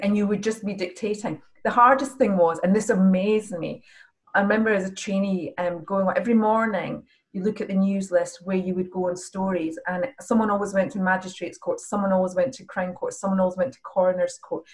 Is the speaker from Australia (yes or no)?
no; Edinburgh, Scotland, United Kingdom; moved away as an adult; also born or lived in Oxford; I was from Scotland